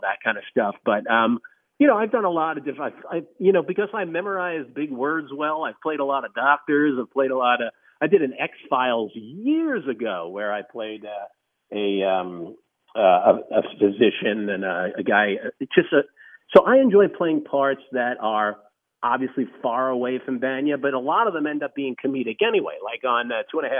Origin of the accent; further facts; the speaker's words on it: New York, United States; I was born and raised in New York